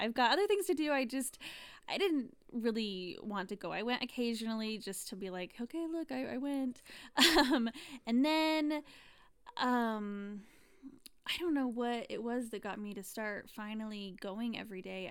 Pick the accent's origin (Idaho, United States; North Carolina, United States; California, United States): Idaho, United States; Rigby; we are both from Rigby originally